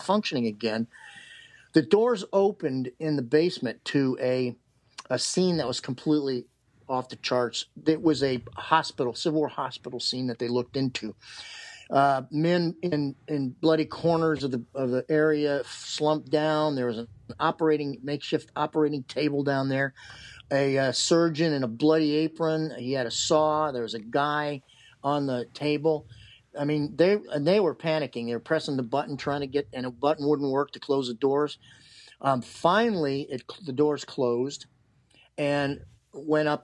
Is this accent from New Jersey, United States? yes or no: no; Cleveland, Ohio, United States; moved away as an adult; also born or lived in Gettysburg; I grew up in outside of Cleveland